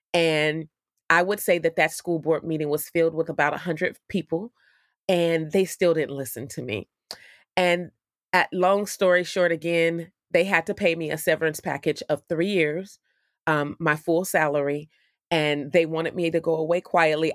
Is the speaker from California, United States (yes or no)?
yes; Oakland, California, United States; the city of Oakland, which is my hometown in California